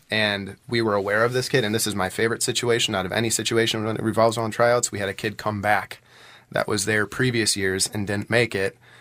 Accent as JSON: {"language": "English", "town": "Allenton", "region": "Wisconsin", "country": "United States", "tie": "born or raised there", "moved": "as an adult", "lives_now": "West Bend, United States", "said": "I grew up in Allenton, um, which is, uh, on the Dodge County side of Allenton"}